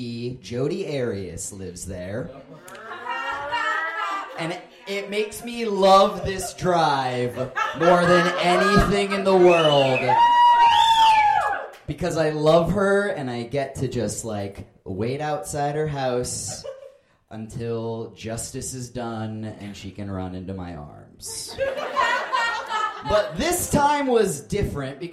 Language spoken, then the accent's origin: English; Phoenix, Arizona, United States; I hail from Phoenix, Arizona